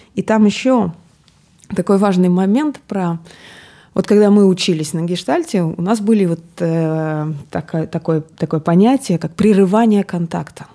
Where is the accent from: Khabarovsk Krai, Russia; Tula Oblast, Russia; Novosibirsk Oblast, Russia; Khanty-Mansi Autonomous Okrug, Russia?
Novosibirsk Oblast, Russia; Akademgorodok; я из Академградка